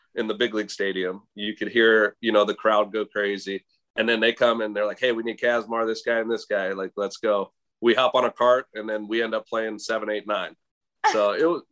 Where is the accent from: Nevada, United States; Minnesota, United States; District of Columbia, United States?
Nevada, United States; Las Vegas; growing up in Las Vegas